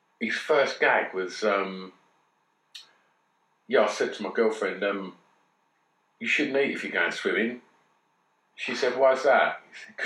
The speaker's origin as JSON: {"language": "English", "town": "Grays", "region": "East of England", "country": "United Kingdom", "tie": "born or raised there", "said": "my hometown"}